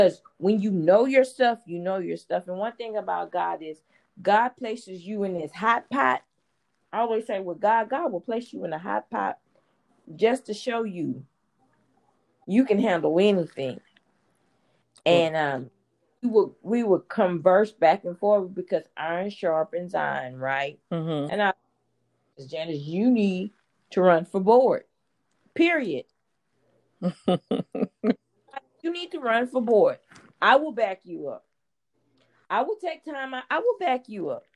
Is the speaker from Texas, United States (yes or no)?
yes; Houston, Texas, United States; I grew up in Fifth Ward